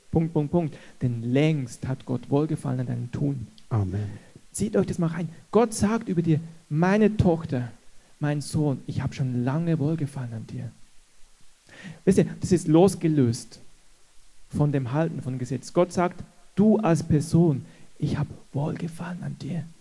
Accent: Switzerland; als Schweizer, Deutsch vorbereitet

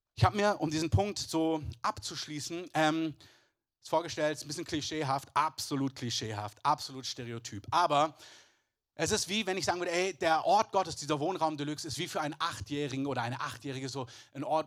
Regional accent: Southern Germany, Germany; ich bin in, in Süddeutschland groß geworden, meine halbe Verwandtschaft kommt aber aus dem Elsass

